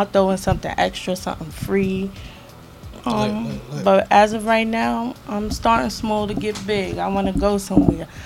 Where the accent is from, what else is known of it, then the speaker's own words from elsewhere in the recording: New York City, New York, United States; also born or lived in Brooklyn; I'm from the Bronx, New York